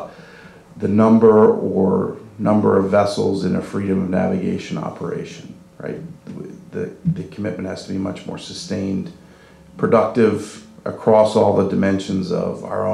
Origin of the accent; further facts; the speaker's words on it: Philadelphia, Pennsylvania, United States; I'm from Philadelphia